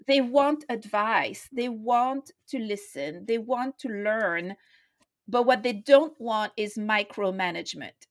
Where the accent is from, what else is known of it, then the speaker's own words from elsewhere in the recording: France; moved away as an adult; also born or lived in London / India; now in Nepal; I grew up in France, became a disciple, a Christian in London in nineteen eighty-three